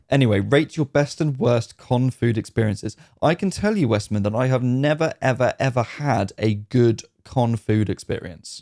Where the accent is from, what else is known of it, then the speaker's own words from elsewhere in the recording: United Kingdom; as a Brit